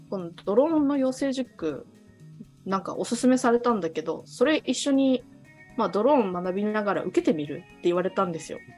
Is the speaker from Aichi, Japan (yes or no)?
no; Okinawa, Japan; 私もともとやっぱ沖縄出身で海好きなので